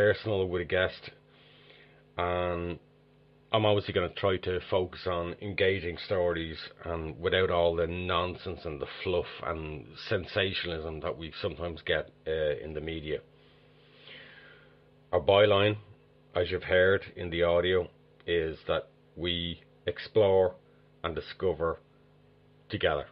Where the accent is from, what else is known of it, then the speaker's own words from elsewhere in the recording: Dublin, Leinster, Ireland; I am originally from Dublin, Ireland.